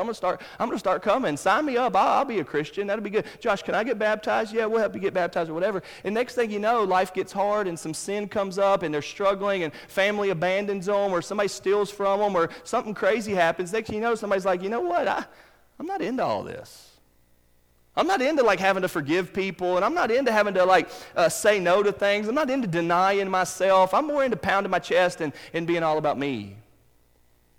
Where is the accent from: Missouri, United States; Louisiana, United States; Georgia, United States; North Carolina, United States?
North Carolina, United States; Charlotte; Where I grew up in Charlotte, North Carolina, down the road from my parents' house